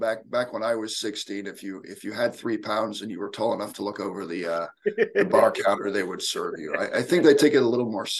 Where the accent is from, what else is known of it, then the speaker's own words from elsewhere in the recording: Indiana, United States; also born or lived in Edinburgh, Scotland; I've lived mostly in Indiana since then. So I'm a Hoosier